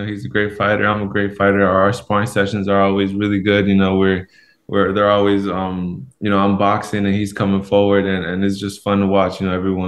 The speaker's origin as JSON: {"language": "English", "town": "Los Angeles", "region": "California", "country": "United States", "tie": "born or raised there", "moved": "as an adult", "lives_now": "Seattle, United States", "said": "I grew up in Los Angeles, California"}